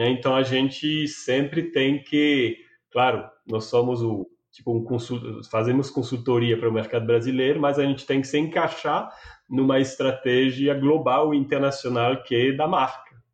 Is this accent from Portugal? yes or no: no; France; Portuguese is a second language; moved away as an adult; now in Brazil; Eu sou francês, mas eu moro há 10 anos aqui no Brasil.